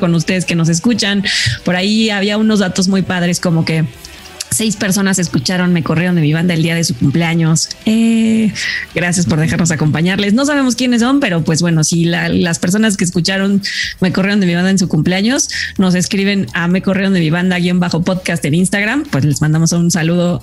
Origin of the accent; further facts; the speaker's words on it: Mexico; somos mexicanos